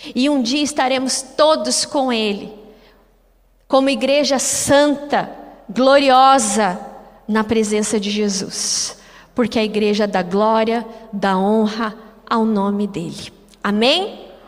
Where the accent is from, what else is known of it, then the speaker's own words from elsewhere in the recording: Curitiba, Paraná, Brazil; eu sou curitibano